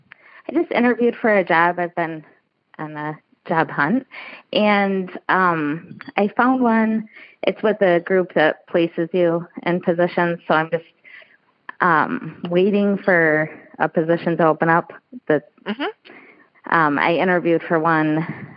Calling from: Midland, Michigan, United States; I'm calling from Midland, Michigan.

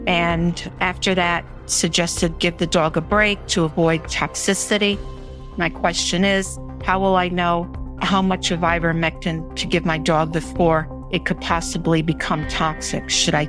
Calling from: South Carolina, United States; I'm calling from South Carolina.

